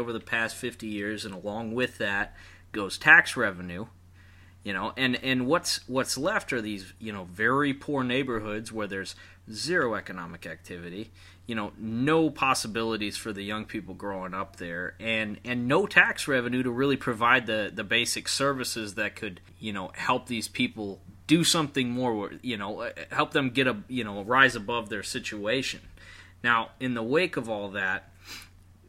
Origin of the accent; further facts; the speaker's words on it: Michigan, United States; we're all from Michigan